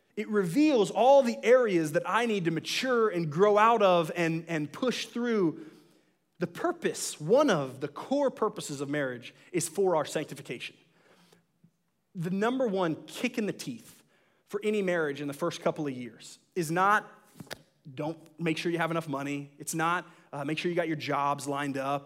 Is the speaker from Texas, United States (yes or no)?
yes; Dallas, Texas, United States; I'm was originally from Dallas